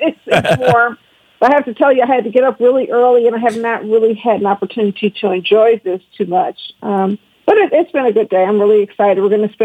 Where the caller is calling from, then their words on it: New Orleans, Louisiana, United States; I'm calling in from the Big Easy. I'm in New Orleans.